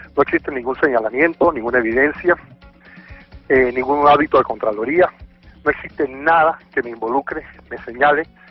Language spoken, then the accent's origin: Spanish; Panama; Yo soy el único panameño